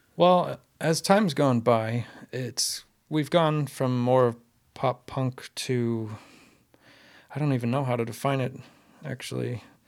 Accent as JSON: {"language": "English", "region": "Maine", "country": "United States", "tie": "born or raised there", "said": "Growing up in Maine"}